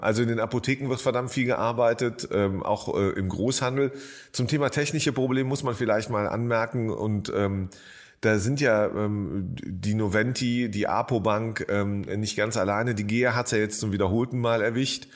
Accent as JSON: {"language": "German", "town": "Jülich", "region": "North Rhine-Westphalia", "country": "Germany", "tie": "born or raised there", "moved": "yes", "lives_now": "Berlin, Germany", "said": "in meiner alten Heimatstadt Jülich"}